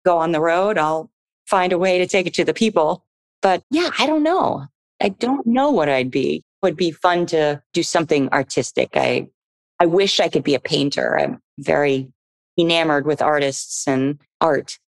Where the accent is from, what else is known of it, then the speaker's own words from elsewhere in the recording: Florida, United States; now in Los Angeles, United States; I grew up in Florida